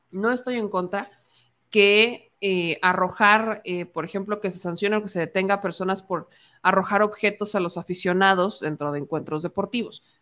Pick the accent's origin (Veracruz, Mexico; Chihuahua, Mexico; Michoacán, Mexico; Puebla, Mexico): Puebla, Mexico; soy poblana.